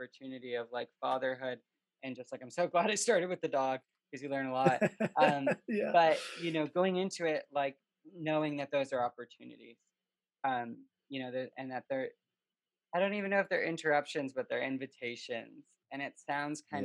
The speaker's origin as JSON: {"language": "English", "country": "Canada", "tie": "born or raised there", "moved": "yes", "said": "growing up in Canada with hockey"}